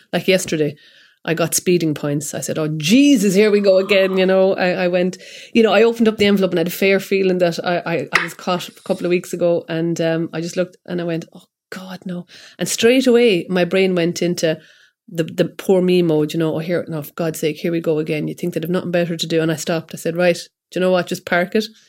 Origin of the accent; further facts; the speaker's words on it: Kilkenny, Leinster, Ireland; I'm from Kilkenny